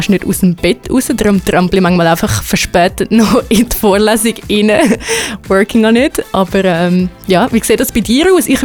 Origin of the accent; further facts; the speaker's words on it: Zurich, Switzerland; Ich ähm, bin aus dem Zürich Oberland, wie man vielleicht gehört, ähm, und studiere jetzt fängs im dritten Semester MMP da im Medienhaus in Chur.